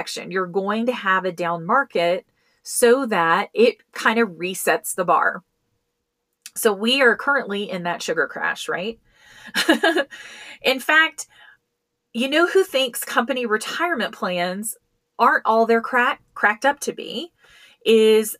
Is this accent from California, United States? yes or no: no; Colorado, United States; I manage several plans for companies here in my home state of Colorado.